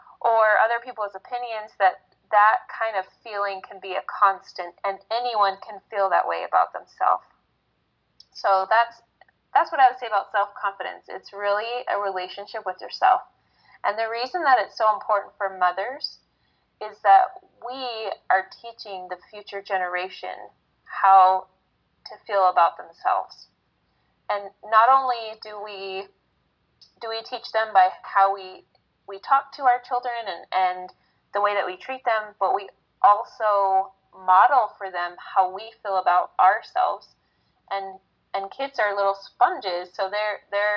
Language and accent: English; Arizona, United States; also born or lived in northern Utah; now in Utah, United States; I grew up in Arizona